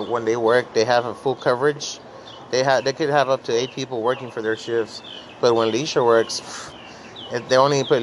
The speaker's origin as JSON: {"language": "English", "town": "Laredo", "region": "Texas", "country": "United States", "tie": "born or raised there", "moved": "yes", "said": "I'm from Laredo, Texas. I was born and raised over there."}